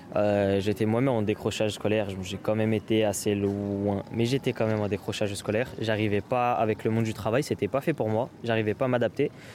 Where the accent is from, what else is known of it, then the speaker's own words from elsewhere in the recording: Aulnay-sous-Bois, Île-de-France, France; moi-même, je viens d'Aulnay-sous-Bois